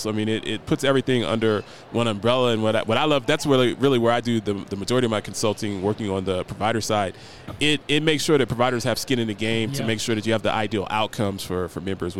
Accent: Columbus, Ohio, United States; And I'm also from Columbus, Ohio. That's where I'm from.

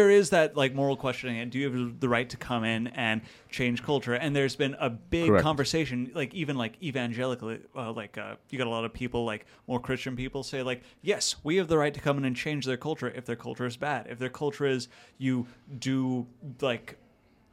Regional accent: United States; moved away as an adult; now in Japan; we're from America.

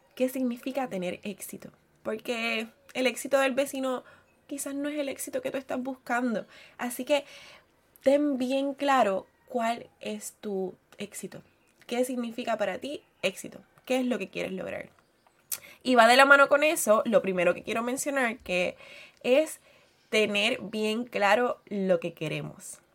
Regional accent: Puerto Rico; soy puertorriqueña

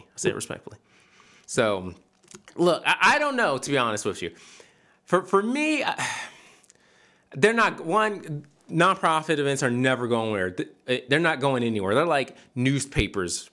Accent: Philadelphia, Pennsylvania, United States; moved away; I grew up in the fifth large, the, at the time, the fifth largest city in America.

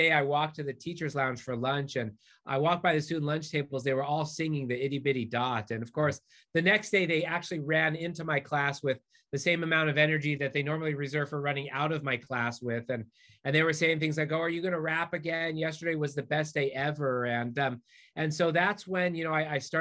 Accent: Southern California, United States; I also grew up in Southern California

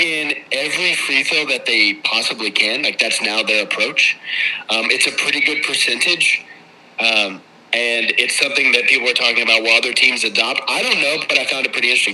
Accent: United States; as an American

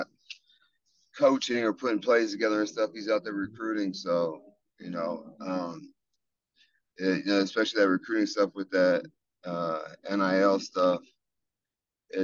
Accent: Texas, United States; moved away; I'm from Texas

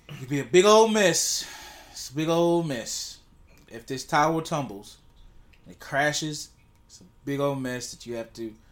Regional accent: San Francisco, California, United States; I'm from San Francisco. They don't have fat girlfriends there. They're liberal.

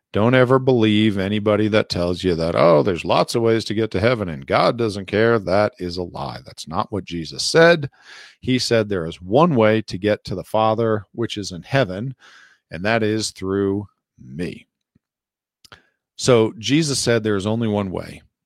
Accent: Passaic County, northern New Jersey, United States; I was born in, I think it's called Chilton Memorial Hospital in northern New Jersey in Passaic County.

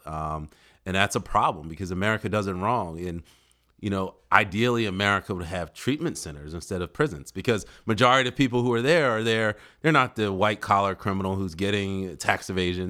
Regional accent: Philadelphia, Pennsylvania, United States; moved away as an adult; now in Delaware, United States; I actually come from Philly, born and raised in Philadelphia. didn't come to Delaware until college, and I stayed

